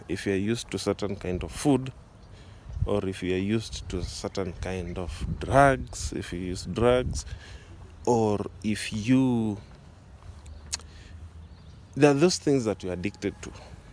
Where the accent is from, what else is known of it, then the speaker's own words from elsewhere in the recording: Kenya; I'm from Kenya